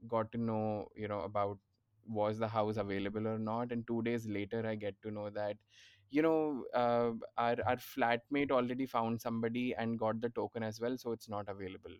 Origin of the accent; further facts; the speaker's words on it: Mumbai, Maharashtra, India; moved away as an adult; also born or lived in Ahmedabad; now in Pune, India; I'm from Bombay